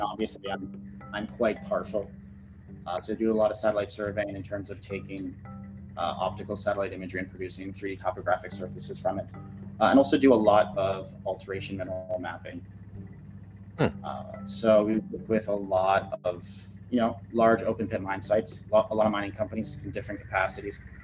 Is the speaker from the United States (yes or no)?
no; Ottawa, Ontario, Canada; also born or lived in Fort McMurray; born and raised in Ottawa